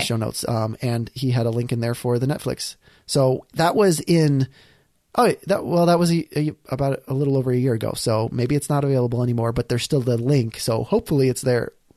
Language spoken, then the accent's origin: English; Iowa, United States; growing up in Iowa